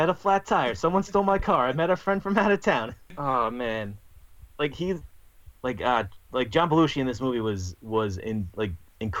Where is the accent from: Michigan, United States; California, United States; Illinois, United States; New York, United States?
New York, United States; I'm from New York, so we just say mean things.